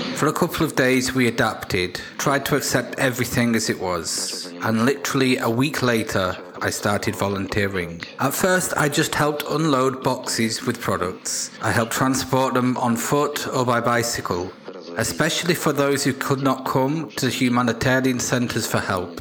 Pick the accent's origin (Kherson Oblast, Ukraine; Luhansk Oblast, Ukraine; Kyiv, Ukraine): Luhansk Oblast, Ukraine; Lysychansk; moved away; I am from Lysychansk.